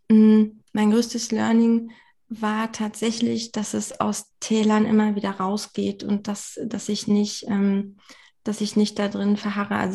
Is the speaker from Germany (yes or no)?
yes; Saxony-Anhalt, Germany; ich habe äh, meine Heimat aber eigentlich in der Magdeburger Bördene.